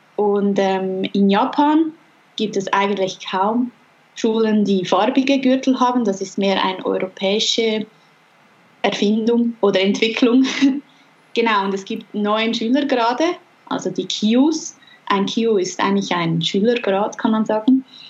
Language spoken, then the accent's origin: German; Regensdorf, Zurich, Switzerland; in unserer Nähe, wo ich aufgewachsen bin